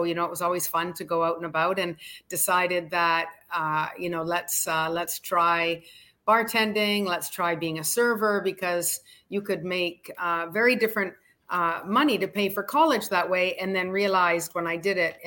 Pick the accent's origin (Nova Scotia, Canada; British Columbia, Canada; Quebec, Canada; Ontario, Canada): British Columbia, Canada; Oliver; moved away as an adult; also born or lived in Calgary, Alberta; now in Miami Beach, United States; I'm Canadian, so I was in a little town called Oliver, British Columbia